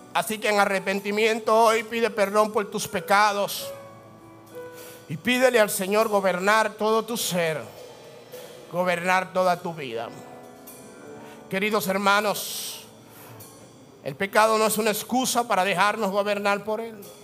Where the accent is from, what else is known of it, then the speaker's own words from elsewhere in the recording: Dominican Republic; La ley que impera en mí, la ley del dominicano